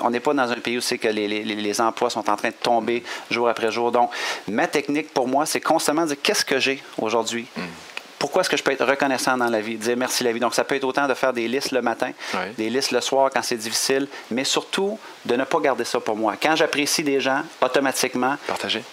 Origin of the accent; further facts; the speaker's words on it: Quebec, Canada; accent: Québécois; on a un accent quand même intéressant au Québec